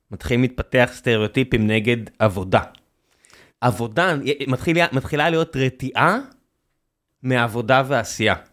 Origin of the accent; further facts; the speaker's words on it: Beersheba, Southern District, Israel; אני גדלתי בבאר שבע.